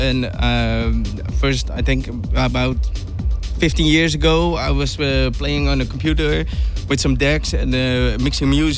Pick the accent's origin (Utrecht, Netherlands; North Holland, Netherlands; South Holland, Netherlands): South Holland, Netherlands; Ridderkerk; from the Netherlands, Ridderkerk, nearby Rotterdam